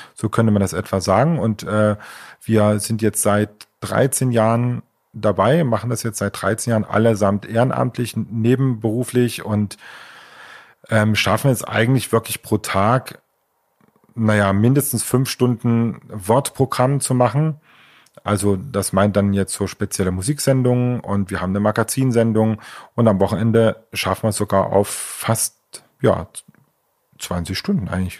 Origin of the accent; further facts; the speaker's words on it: Leipzig, Saxony, Germany; also born or lived in Chemnitz (Karl-Marx-Stadt); Ich äh, bin ja ursprünglich aus der DDR, also komme aus Leipzig